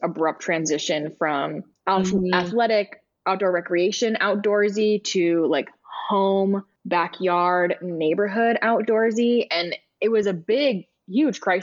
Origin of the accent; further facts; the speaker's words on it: Miami, Florida, United States; moved away as an adult; also born or lived in Denver, Colorado; growing up in Miami